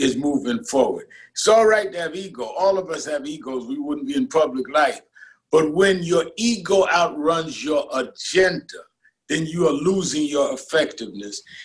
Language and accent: English; New York City, New York, United States; I was born and raised in Brooklyn